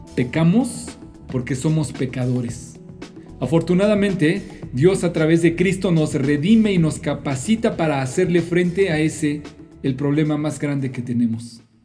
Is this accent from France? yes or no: no; Mexico; En mi país, en México